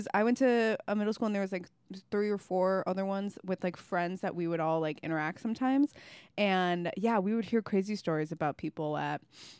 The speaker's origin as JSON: {"language": "English", "town": "Algonquin", "region": "Illinois", "country": "United States", "said": "suburbs of Chicago."}